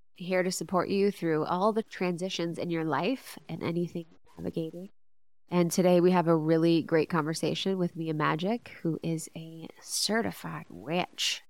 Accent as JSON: {"language": "English", "region": "Ohio", "country": "United States", "tie": "born or raised there", "said": "growing up in Ohio"}